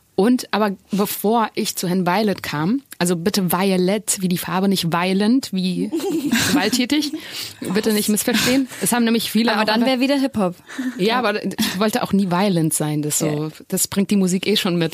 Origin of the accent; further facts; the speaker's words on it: Germany; ich bin in Deutschland geboren